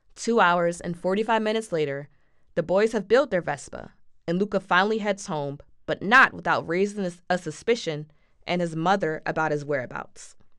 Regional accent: Philadelphia, Pennsylvania, United States; we're both from Philly

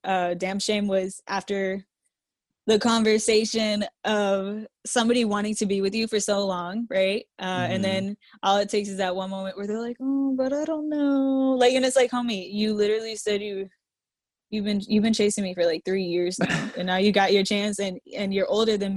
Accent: Jacksonville, Florida, United States; also born or lived in Massachusetts; We moved here whenever I was a kid, into Jacksonville.

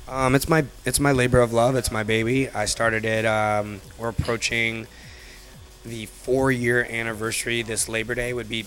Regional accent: Cleveland, Ohio, United States; moved away as an adult; also born or lived in Detroit, Michigan; now in Chicago, United States; I was born in Cleveland.

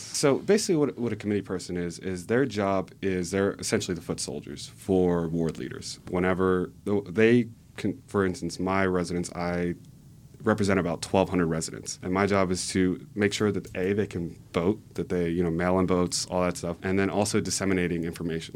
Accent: Cheltenham, Pennsylvania, United States; also born or lived in California; growing up in Cheltenham, my parents, their, their outlook on life.

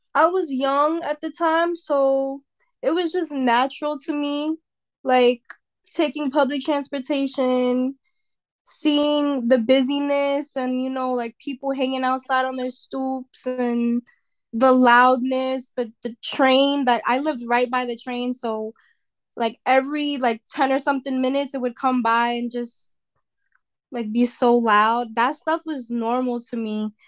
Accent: New York City, New York, United States; also born or lived in Westchester County, New York; I used to live in the Bronx, and then I moved to Westchester County, which is more suburban

